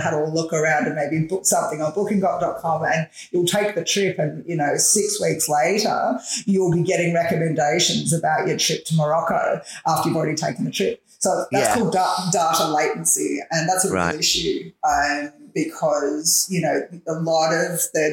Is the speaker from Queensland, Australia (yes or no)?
no; Melbourne, Victoria, Australia; I've grown up in Bayside in Melbourne my entire life.